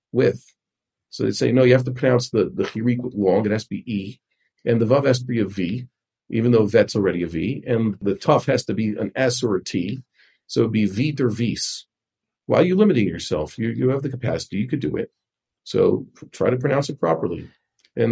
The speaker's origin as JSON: {"language": "English", "town": "New York City", "region": "New York", "country": "United States", "said": "I'm from Kew Gardens Hills."}